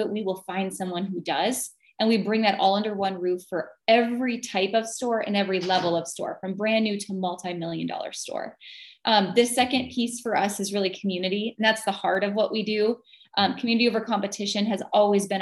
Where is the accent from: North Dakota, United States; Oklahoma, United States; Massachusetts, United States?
North Dakota, United States; moved away as an adult; now in Wisconsin, United States; originally I'm from North Dakota and that's not exactly a fashion mecca. I grew up in a small town